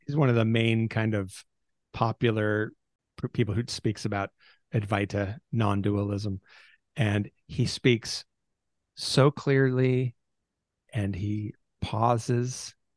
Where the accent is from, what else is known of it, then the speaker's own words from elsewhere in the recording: Seattle, Washington, United States; I grew up in the Pacific Northwest.